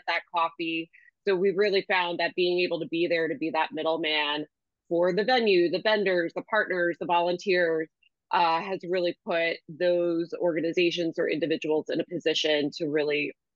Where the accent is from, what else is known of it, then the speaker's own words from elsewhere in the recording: Washington Township, New Jersey, United States; the community that I grew up in Washington Township